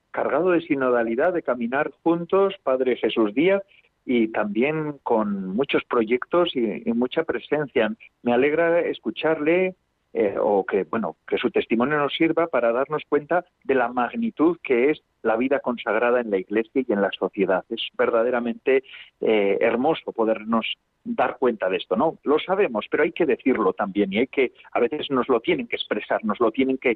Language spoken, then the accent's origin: Spanish; Basque Country, Spain; Yo soy de Vizcaya, soy del pueblo de Vizcaya, de de cerca del Lequeitio, vamos.